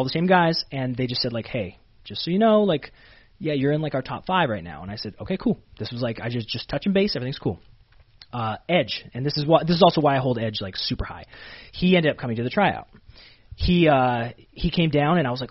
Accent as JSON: {"language": "English", "country": "Canada", "moved": "as an adult", "lives_now": "Florida, United States", "said": "I was from Canada"}